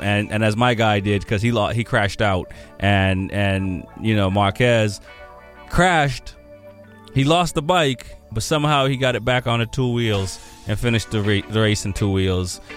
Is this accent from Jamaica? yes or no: yes; Jamaica; now in Boston, United States; I'm Jamaican